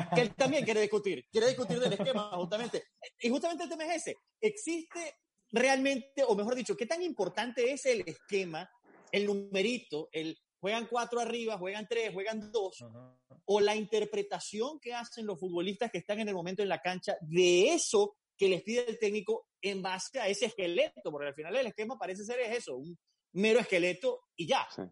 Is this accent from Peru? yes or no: no; Venezuela; now in Miami, United States; me incluyo como venezolano y como periodista